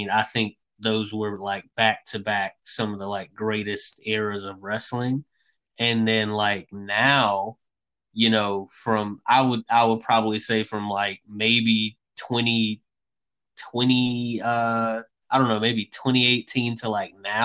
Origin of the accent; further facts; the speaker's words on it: Mobile, Alabama, United States; my hometown of Mobile, Alabama